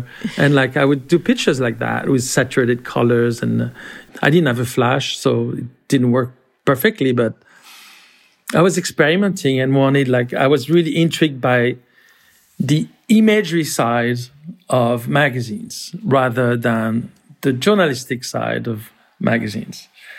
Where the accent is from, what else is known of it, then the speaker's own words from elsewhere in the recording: France; The way I grew up in France, I mean, actually, the way most kids my age grew up in France, they were quite Americanized in many ways.